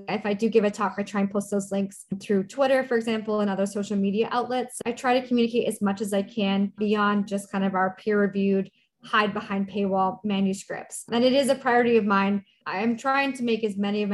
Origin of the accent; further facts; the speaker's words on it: Canada; moved away as an adult; now in Minneapolis, United States; I'm Canadian